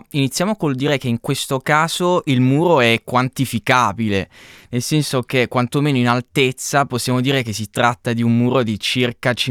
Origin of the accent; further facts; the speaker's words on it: Canosa di Puglia, Apulia, Italy; Esattamente, sì, mm. sono di Canosa di Puglia